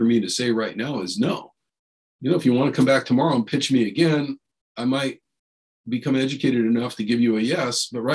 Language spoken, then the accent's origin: English; San Jose, California, United States; I grew up in East San Jose